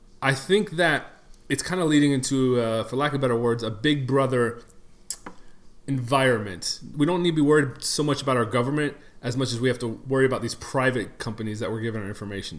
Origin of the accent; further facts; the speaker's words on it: Detroit, Michigan, United States; moved away; I am originally from Detroit.